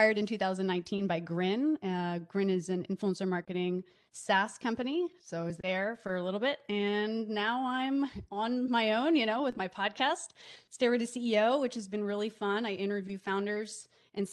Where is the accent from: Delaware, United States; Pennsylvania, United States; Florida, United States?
Delaware, United States; moved away as an adult; also born or lived in New York; now in Los Angeles, United States; I grew up in Delaware